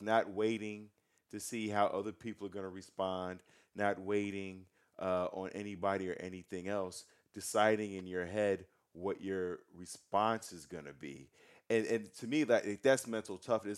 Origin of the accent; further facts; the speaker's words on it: United States; I'm an American. I was born in this country